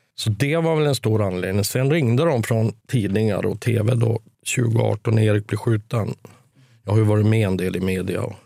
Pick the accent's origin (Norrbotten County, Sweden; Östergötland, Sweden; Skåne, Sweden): Norrbotten County, Sweden; Kiruna; moved away as an adult; also born or lived in Stockholm / Gothenburg; jag är född i Kiruna.